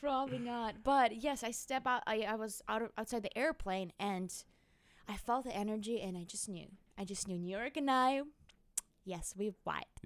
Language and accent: English; Magadan, Magadan Oblast, Russia; English is a second language; now in United States; I was born in northeast of Siberia, beyond the world, where the snows cover our bodies and faces and everything.